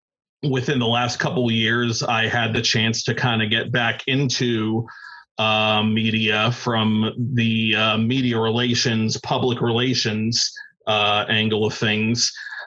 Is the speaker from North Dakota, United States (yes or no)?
no; Pittsburgh, Pennsylvania, United States; I ended up working for two of the most powerful radio stations in my hometown of Pittsburgh, PA.